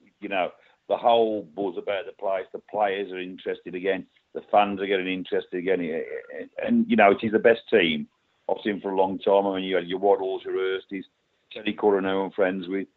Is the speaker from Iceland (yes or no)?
no; Wolverhampton, West Midlands, United Kingdom; I'm born and bred in Wolverhampton in 1979